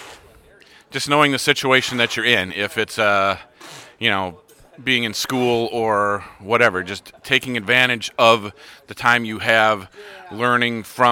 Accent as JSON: {"language": "English", "town": "Waukesha", "region": "Wisconsin", "country": "United States"}